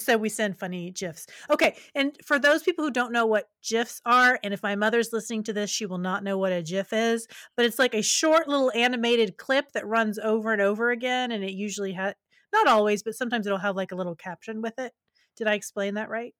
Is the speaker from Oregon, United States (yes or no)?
no; West Virginia, United States; moved away; also born or lived in Kentucky; I'm from West Virginia, my family's from West Virginia, I lived in rural Kentucky for a while